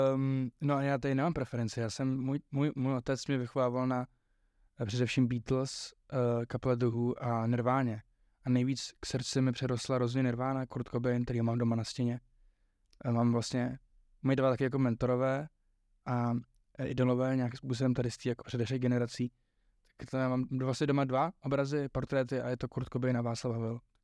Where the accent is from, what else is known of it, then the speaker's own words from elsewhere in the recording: Czechia; also born or lived in Ireland; já jsem se narodil v tom Irsku, ale hrozně jsem víc Čech než Ir